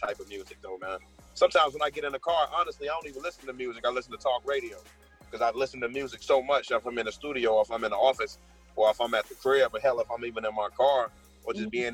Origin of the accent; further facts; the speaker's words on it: Chicago, Illinois, United States; I was from Chicago.